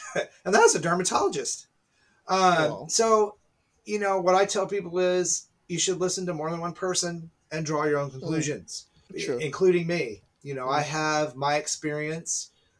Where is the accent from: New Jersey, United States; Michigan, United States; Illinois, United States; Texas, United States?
Texas, United States; Dallas; I'm from Dallas, so I was there.